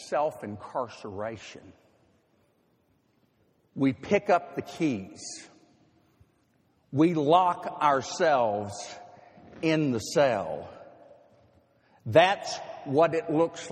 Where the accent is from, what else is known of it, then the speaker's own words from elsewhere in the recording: Nashville, Tennessee, United States; moved away as an adult; Nashville is my hometown. I spent 24 years growing up there.